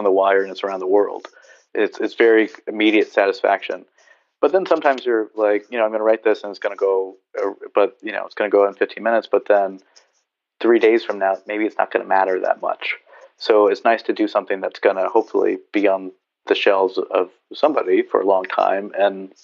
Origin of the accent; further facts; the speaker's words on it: Southern California, United States; also born or lived in Berkeley / San Diego; I grew up surfing in Southern California.